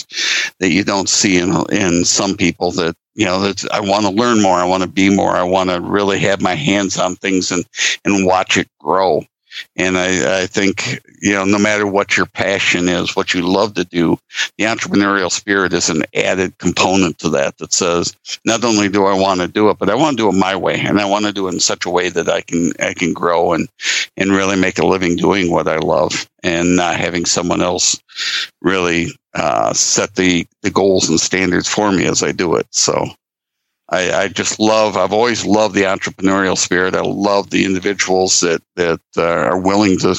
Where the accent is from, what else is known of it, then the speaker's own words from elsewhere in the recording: Lake Michigan, Midwest, United States; I was born and raised around Lake Michigan